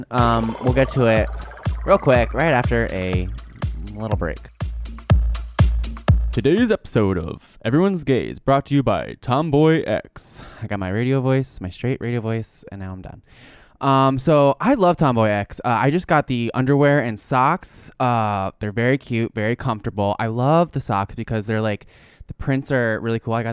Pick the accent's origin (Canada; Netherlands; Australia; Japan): Canada; Montreal, Quebec; moved away as an adult; now in United States; I'm actually from Montreal, and when I moved here, I realized